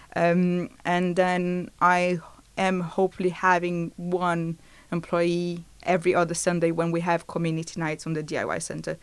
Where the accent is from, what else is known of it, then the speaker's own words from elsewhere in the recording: Brazil; moved away; I'm from Brazil